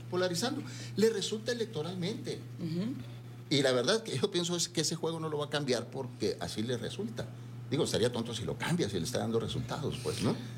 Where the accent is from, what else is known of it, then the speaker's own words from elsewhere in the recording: Sonora, Mexico; como sonorense